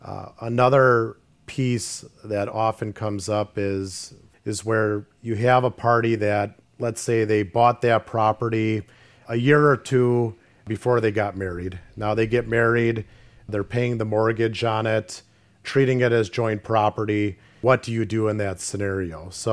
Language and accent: English; Grafton, Wisconsin, United States; I'm from Grafton, so I've been born and bred here in Ozaukee County.